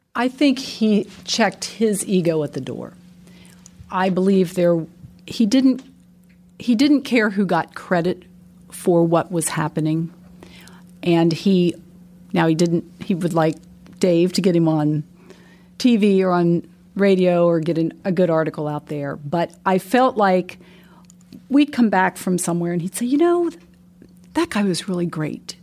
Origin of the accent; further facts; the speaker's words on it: Pennsylvania, United States; moved away as an adult; also born or lived in West Lafayette, Indiana; now in Indianapolis, United States; I'm not from Indianapolis. So I'm from Pennsylvania and made my way to Indianapolis